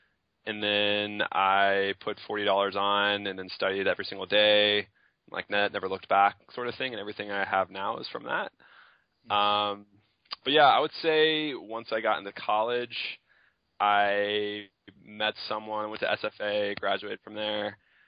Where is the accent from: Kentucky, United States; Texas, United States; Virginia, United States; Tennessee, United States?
Texas, United States; Tyler; I am from Tyler, Texas, East Texas area.